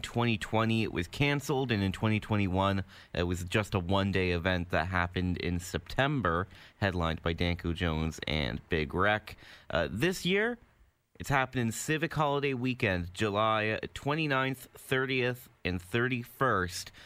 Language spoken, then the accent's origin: English; Hamilton, Ontario, Canada; also born or lived in Burlington; I've lived here my entire life. Uh, technically, I was born in Burlington, but I've never lived in Burlington. Good. Always lived in Hamilton.